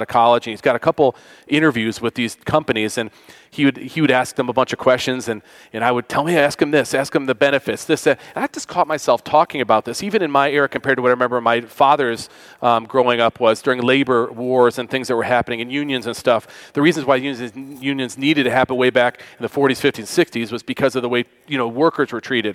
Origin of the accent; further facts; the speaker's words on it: Western New York, United States; I grew up in Western New York, the Rust Belt, as it's called